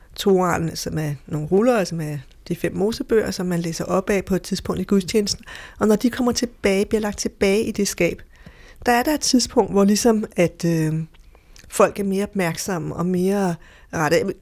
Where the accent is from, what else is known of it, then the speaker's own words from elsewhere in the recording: Denmark; Jeg er fra Danmark